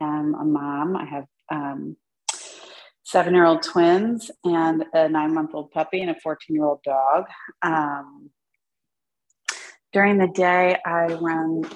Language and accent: English; New Jersey, United States; Growing up in New Jersey